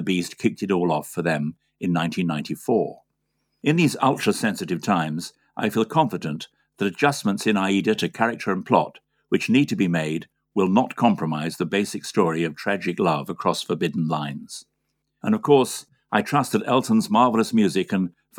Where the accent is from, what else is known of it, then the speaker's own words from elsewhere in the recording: United Kingdom; my home country